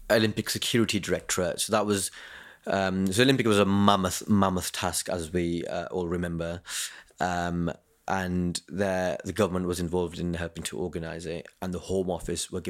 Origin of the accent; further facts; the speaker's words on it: Kent, South East England, United Kingdom; I'm from Kent